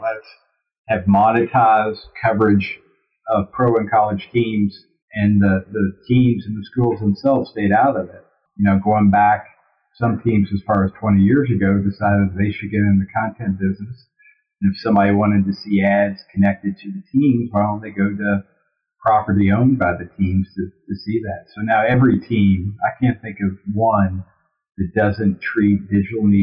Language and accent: English; Louisville, Kentucky, United States; moved away as an adult; also born or lived in Cincinnati / New Orleans; my hometown of Louisville, Kentucky